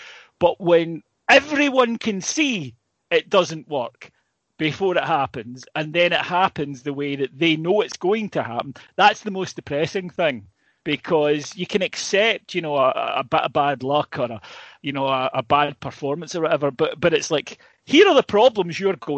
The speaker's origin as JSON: {"language": "English", "region": "Northern Ireland", "country": "United Kingdom", "said": "technically, I'm Northern Irish card at the end of it, so you've always got that option."}